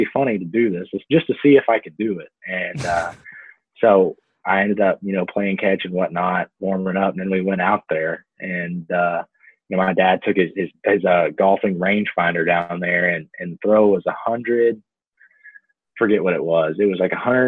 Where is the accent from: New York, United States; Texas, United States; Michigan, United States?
Texas, United States; Me being from Texas, you know, my hometown's about 2 hours north of Houston and about 3 hours south of Dallas